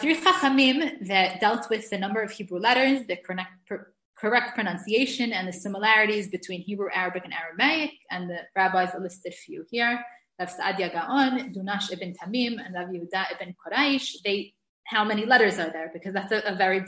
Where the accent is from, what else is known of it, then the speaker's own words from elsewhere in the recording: New York City, New York, United States; now in Israel; I grew up in the Syrian community in Brooklyn